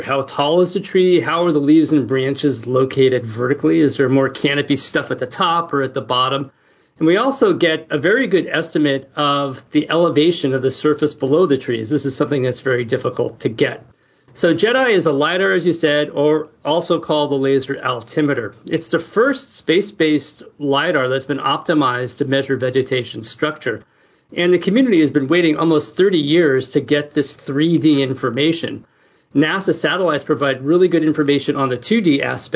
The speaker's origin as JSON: {"language": "English", "town": "San Francisco", "region": "California", "country": "United States", "tie": "born or raised there", "said": "I grew up in San Francisco"}